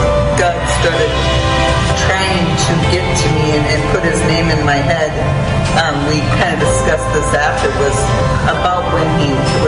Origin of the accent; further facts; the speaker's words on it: Deer River, Minnesota, United States; moved away as an adult; now in Hinckley area, United States; I was graduated from Deer River, and I was a cheerleader